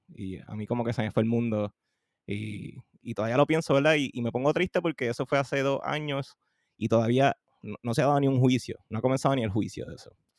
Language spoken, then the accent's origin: Spanish; Carolina, Puerto Rico; also born or lived in Trujillo Alto, Puerto Rico; me crié ¿verdad? en Carolina y, y, Trujillo Alto